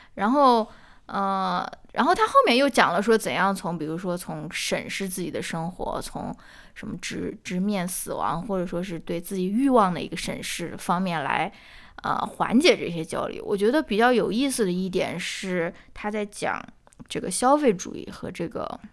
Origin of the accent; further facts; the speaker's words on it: China; 我这种在这个中国受到教育长大的人